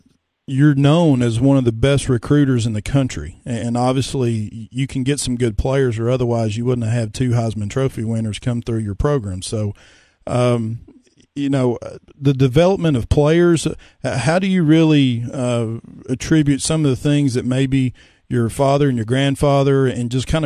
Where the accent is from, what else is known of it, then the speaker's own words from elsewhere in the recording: Upper East Tennessee, United States; I'm originally from Upper East Tennessee